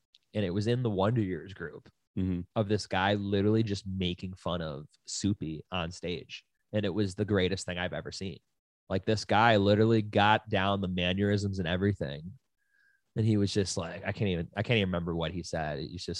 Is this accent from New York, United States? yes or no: yes; Buffalo, New York, United States; now in Los Angeles, United States; we're both from Buffalo, and then we both lived in Burbank.